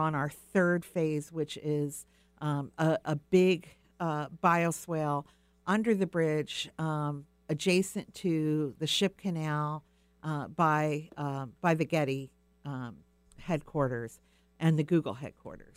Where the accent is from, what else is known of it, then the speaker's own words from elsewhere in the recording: Pine Barrens, New Jersey, United States; now in Puget Sound area, United States; I actually grew up back east. I mentioned to you earlier, I grew up in the Pine Barrens, which is a very delicate ecosystem